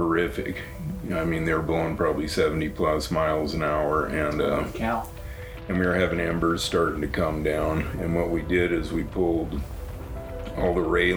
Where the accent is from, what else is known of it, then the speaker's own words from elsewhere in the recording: Great Falls, Montana, United States; now in Belt, United States; I'm from Great Falls, Montana originally. I live in Belt, Montana now